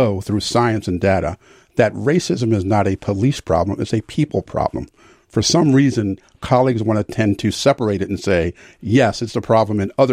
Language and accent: English; Philadelphia, Pennsylvania, United States; moved away; also born or lived in Arlington, Virginia; growing up in Philadelphia